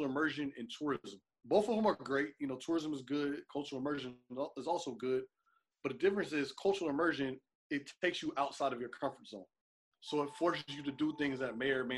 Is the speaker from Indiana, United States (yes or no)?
no; Cincinnati, Ohio, United States; I'm from Cincinnati, Ohio